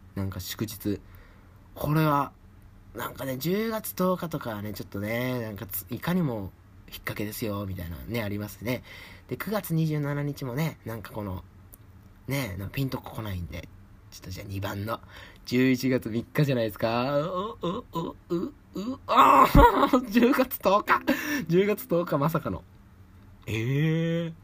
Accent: Osaka, Japan; accent: Kansai dialect; moved away as an adult; also born or lived in Kawachinagano, Osaka; now in Tokyo, Japan; 私、大阪生まれ、大阪育ちでございまして、関西弁も抜けておりません。

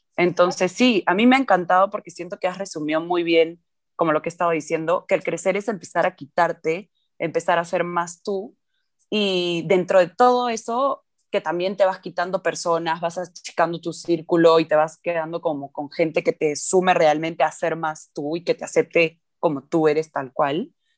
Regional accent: Lima, Peru; crecí en Lima, en Perú

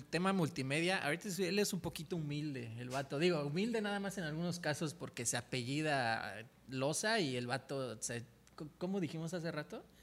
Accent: Tizimín, Yucatán, Mexico; now in Cancún, Mexico; yo soy de Tizimín, Yucatán.

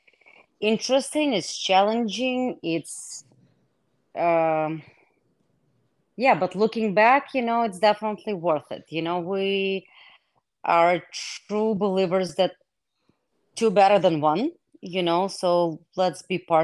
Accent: Israel; English is a second language; moved away as an adult; also born or lived in Soviet Union / Russia / Wisconsin; now in United States; I was born in Soviet Union. After I graduated eighth grade, my family immigrated to Israel, and that's where I grew up.

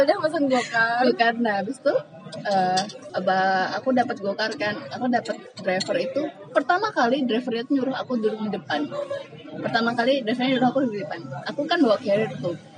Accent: Semarang, Central Java, Indonesia; now in Yogyakarta, Indonesia; sama-sama kita orang Semarang

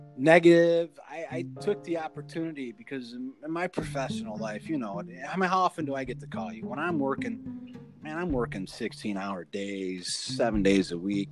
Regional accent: Chicago, Illinois, United States; I grew up in the Chicago streets, you know, so I come across a little little gruff

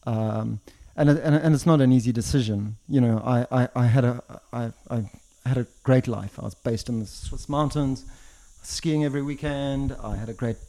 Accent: Zimbabwe; moved away as an adult; also born or lived in South Africa / London, United Kingdom; now in Switzerland; I was born in Zimbabwe, born and raised in Zimbabwe

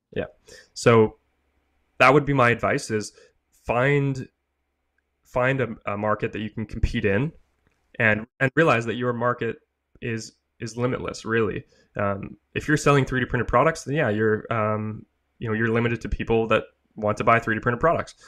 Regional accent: Canada; I'm Canadian, I'm in Canada

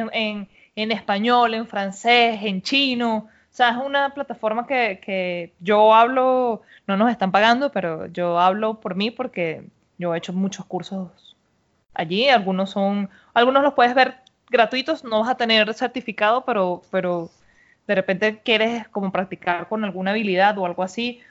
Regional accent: Venezuela

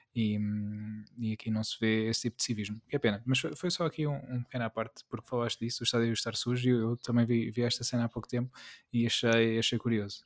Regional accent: Peniche, Centro, Portugal; eu fui criado e eu, atenção, eu cresci uh, em Peniche

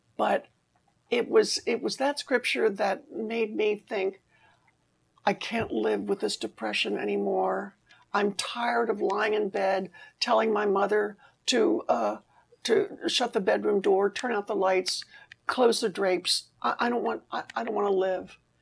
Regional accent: Maryland, United States; I was 17, growing up on the East Coast in Maryland

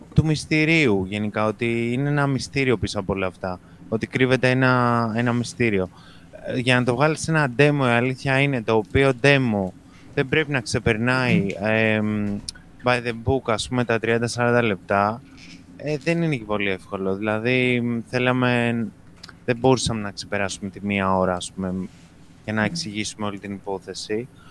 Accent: Greece; Βέβαια είμαστε Έλληνες

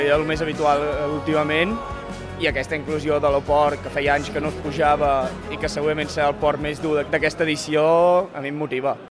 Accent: Catalonia, Spain; com a bon català

